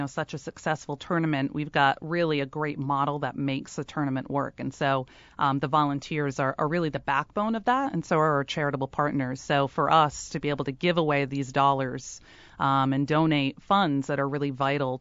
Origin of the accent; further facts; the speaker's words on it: Rhode Island, United States; including my home state and our home state of Rhode Island